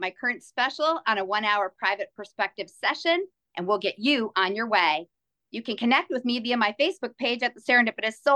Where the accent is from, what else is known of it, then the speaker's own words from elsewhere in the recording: Detroit, Michigan, United States; I hail from the Metro Detroit area here in Michigan